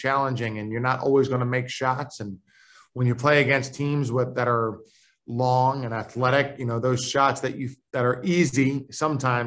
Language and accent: English; Philadelphia, Pennsylvania, United States; now in Richmond, United States; I'm from Philadelphia